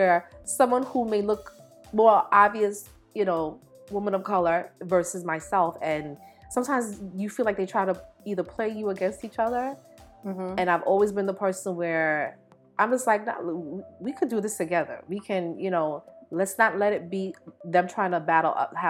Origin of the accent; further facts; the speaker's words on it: Belize; born there; I was born in Belize. My mother's from Jamaica. I went back and forth a lot.